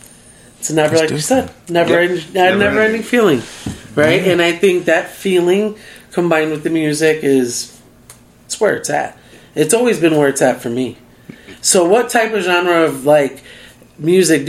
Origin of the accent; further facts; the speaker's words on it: Chicago, Illinois, United States; now in Las Vegas, United States; I'm from Chicago, so I'm a househead person